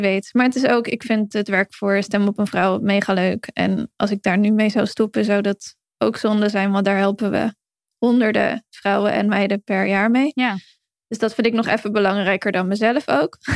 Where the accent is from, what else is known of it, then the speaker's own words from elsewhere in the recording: Heerhugowaard, North Holland, Netherlands; moved away; ik kom dan oorspronkelijk uit Herengewaard, eh, vlakbij Alkmaar, Koep van Noord-Holland. Dat ook heel veel mensen uit mijn geboorteomgeving, zeg maar, of waar ik, waar ik mijn jeugd doorbracht